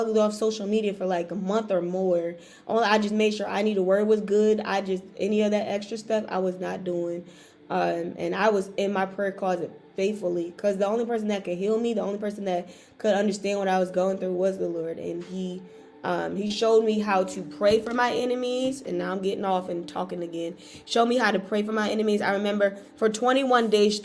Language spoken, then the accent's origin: English; Raleigh, North Carolina, United States; I'm from Raleigh